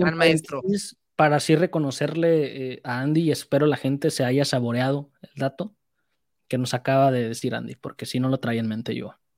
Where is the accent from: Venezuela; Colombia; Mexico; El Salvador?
Mexico; Teníamos varias opciones como mexicano